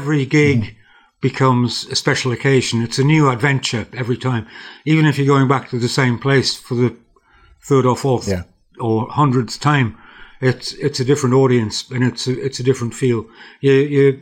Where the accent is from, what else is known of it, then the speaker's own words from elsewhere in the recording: North Shields, North East England, United Kingdom; also born or lived in Durham; I was brought up in North Shields. My childhood was through the 50s, really